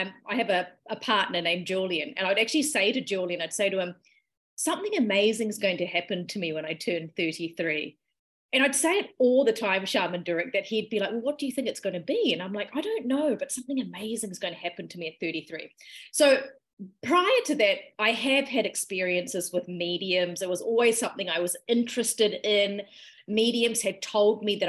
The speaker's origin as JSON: {"language": "English", "country": "New Zealand", "tie": "born or raised there", "also_born_or_lived": "Malaysia / Sri Lanka (ancestry)", "said": "I moved to New Zealand when I was about 4 years old."}